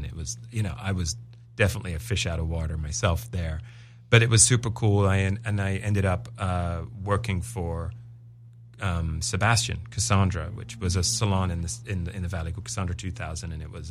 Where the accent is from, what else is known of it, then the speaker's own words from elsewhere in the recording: England, United Kingdom; I'm English. They're English. He's my uncle.